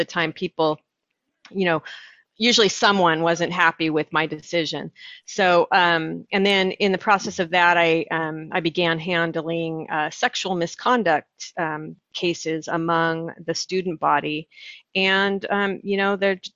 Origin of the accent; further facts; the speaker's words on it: Orange County, California, United States; I grew up in Orange County, California, and that's in Southern California